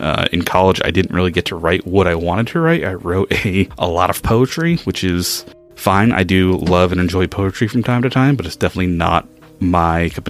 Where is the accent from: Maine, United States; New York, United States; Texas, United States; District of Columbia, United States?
Maine, United States; also born or lived in New Hampshire; I grew up in Maine, was born in New Hampshire, been in New England all of my life